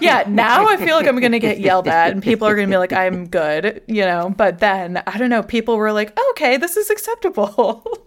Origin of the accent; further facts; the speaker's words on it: Midwest, United States; I grew up in the Midwest.